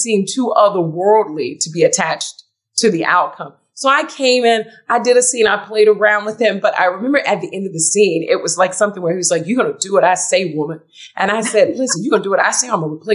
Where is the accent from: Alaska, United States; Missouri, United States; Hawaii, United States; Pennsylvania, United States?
Pennsylvania, United States; Philadelphia; I'm from Philly